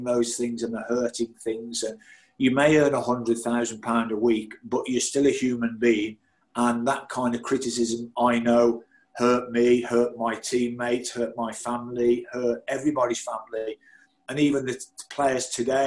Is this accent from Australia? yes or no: no; Birmingham, West Midlands, United Kingdom; I went into Birmingham City, my hometown club